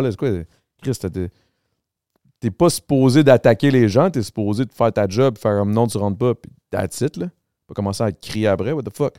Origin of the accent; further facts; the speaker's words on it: Montreal, Quebec, Canada; je viens de là. Moi, je viens du Grand Montréal